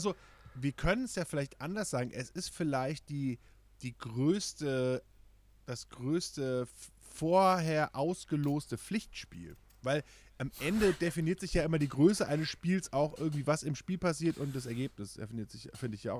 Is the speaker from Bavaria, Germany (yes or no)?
no; Kronberg im Taunus, Hesse, Germany; ich bin in Kronberg geboren